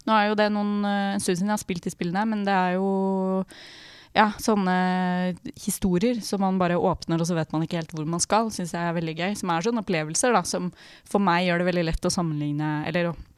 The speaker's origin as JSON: {"language": "Norwegian", "town": "Drammen", "region": "Buskerud", "country": "Norway", "tie": "born or raised there", "moved": "yes", "lives_now": "Oslo, Norway", "said": "hun er min bestevenninne fra jeg vokste opp da, i Drammen. Uh, og vi bodde sammen i Oslo Når vi flytta hit"}